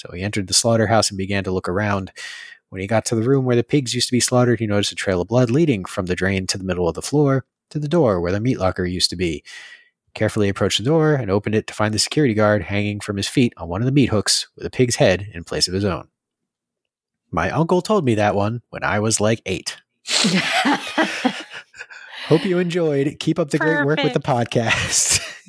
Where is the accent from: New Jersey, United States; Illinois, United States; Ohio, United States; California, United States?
New Jersey, United States; Marlboro; So I grew up in Marlborough in the mystical realm of central New Jersey.